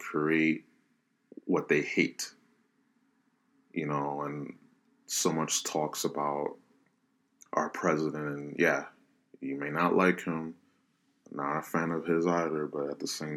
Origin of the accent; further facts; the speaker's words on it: United States; I'm Hispanic, you know, minority, Black Hispanic, you know, whatever. I'm an American first